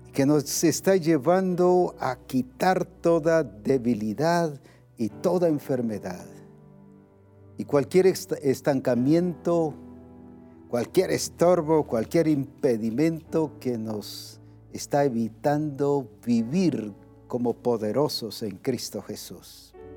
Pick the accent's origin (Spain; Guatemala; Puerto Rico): Guatemala; como decimos aquí en Guatemala